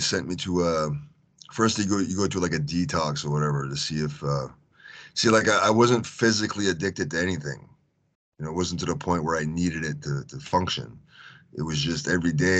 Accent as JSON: {"language": "English", "country": "Canada", "also_born_or_lived": "Houston, Texas / Japan", "said": "I'm from Canada."}